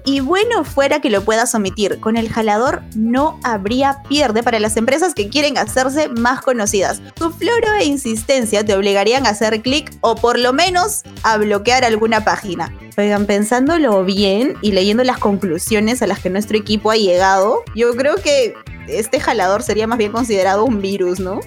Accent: Peru; todos somos bien peruanos

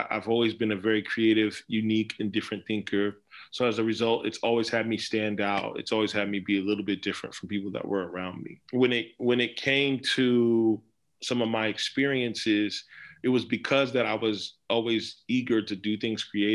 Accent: Dallas, Texas, United States; I was born in Dallas, but I like to say I was born in Dallas by way of Nigeria. So my parents were born in Nigeria and they were from Nigeria, but I was born in Dallas.

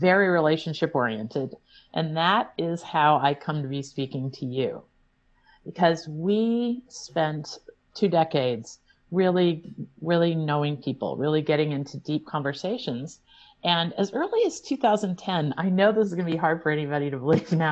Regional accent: Illinois, United States; now in Vermont, United States; I grew up in Illinois, a world away

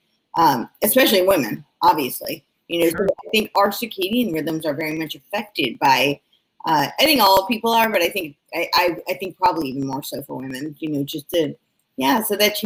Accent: in New Jersey, United States; now in California, United States; I'm from New York. I grew up right outside New York City and it was in New Jersey

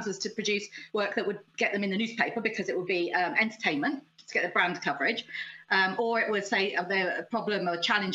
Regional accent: United Kingdom; also born or lived in United States; I was in America. I'm British.

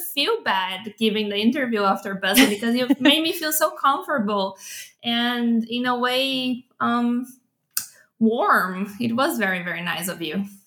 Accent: São Paulo, Brazil; I was born and raised in Sao Paulo, Brazil

